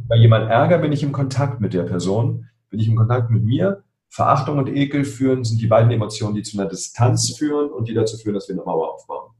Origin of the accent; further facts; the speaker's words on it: Berlin, Germany; ich bin in Spandau aufgewachsen, hier in Berlin